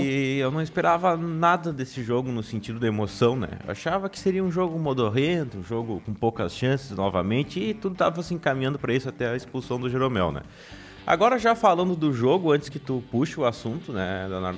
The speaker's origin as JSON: {"language": "Portuguese", "country": "Brazil", "said": "como brasileiro"}